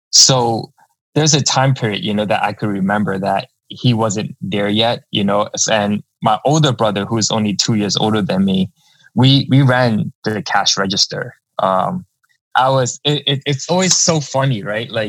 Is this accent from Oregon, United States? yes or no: no; New York City, New York, United States; I was born and raised in uh, Lower Manhattan. Um, right now, that area is called Two Bridges. Uh, went to school at PS 124. Uh, that's right in Confucius Plaza.